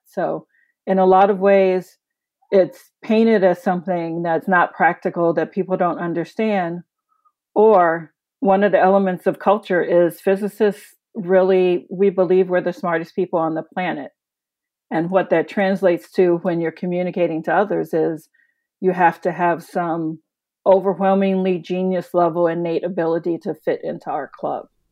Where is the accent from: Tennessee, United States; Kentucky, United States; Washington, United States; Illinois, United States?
Illinois, United States; Chicago; As a working class city kid, I grew up in Chicago.